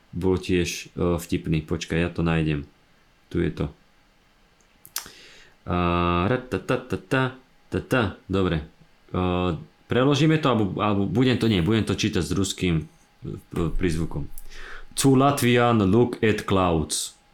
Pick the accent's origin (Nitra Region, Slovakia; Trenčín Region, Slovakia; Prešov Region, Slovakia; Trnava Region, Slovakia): Trenčín Region, Slovakia; Trenčín; now in Bratislava, Slovakia; pôvodne z Trenčína a do Bratislavy som prišla bývať v roku 2000.